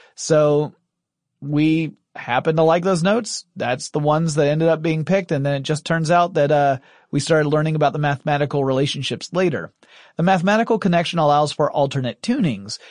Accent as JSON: {"language": "English", "region": "the American South", "country": "United States", "said": "I'm a Southerner"}